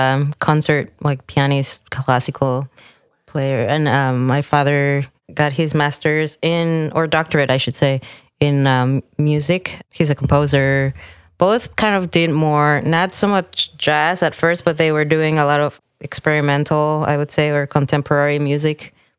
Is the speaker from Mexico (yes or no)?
yes; Mexico City, Mexico; Yeah, Mexico City. And all my mom's part of the family is from Mexico City. And then my dad's from Maryland.